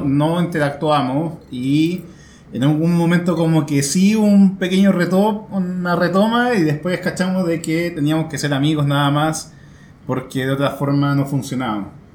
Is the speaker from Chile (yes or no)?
yes; Santiago, Santiago Metropolitan Region, Chile; yo nací en Independencia, pero eh, a los meses me, eh, Tuvimos que ir a vivir a eh, a la, periferia